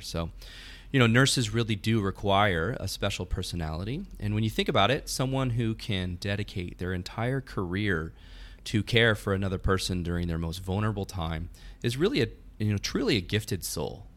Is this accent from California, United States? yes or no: yes; California, United States; moved away as an adult; now in Texas, United States; I'm originally from California, but even though I've lived here in Texas for about five years